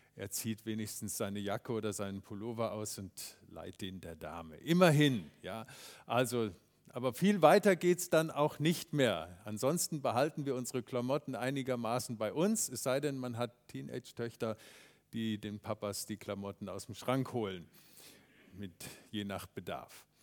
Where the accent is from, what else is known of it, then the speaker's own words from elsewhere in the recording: Germany; wir Deutschen